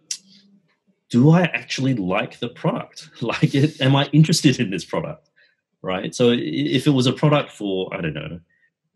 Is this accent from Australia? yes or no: yes; Australia; I grew up in Australia